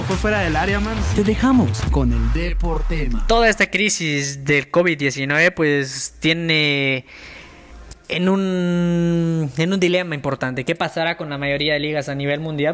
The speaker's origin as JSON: {"language": "Spanish", "country": "Guatemala", "said": "como guatemaltecos"}